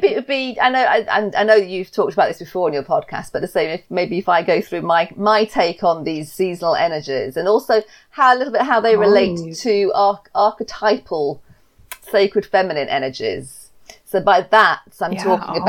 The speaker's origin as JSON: {"language": "English", "region": "England", "country": "United Kingdom", "tie": "born or raised there", "said": "I'm English. I've lived in the UK my whole life."}